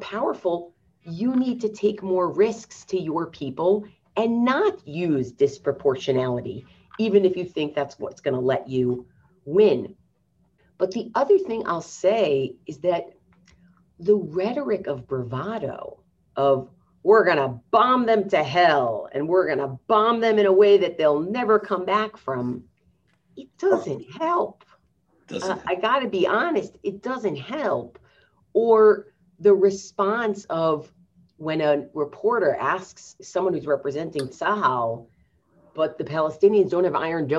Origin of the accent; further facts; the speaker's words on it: United States; as an American Jew